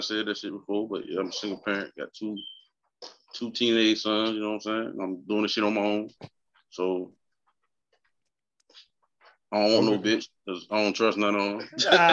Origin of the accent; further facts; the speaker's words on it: United States; I'm from Carolina, Lisbon City